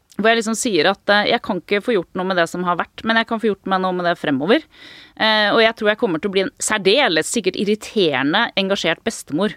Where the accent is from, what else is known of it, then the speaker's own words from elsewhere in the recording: Norway; jeg kommer jo fra Norge